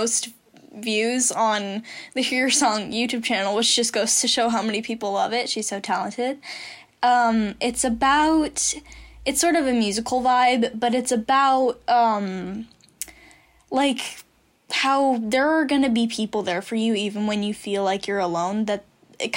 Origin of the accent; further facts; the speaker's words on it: San Diego, California, United States; I'm showing her my hometown.